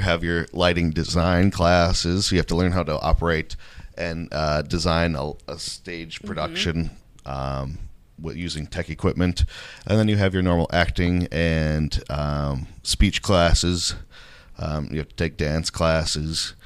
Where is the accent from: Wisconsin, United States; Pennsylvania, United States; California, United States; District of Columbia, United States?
Wisconsin, United States; Menomonie; also born or lived in St. Paul, Minnesota; I grew up in Menominee, born and raised here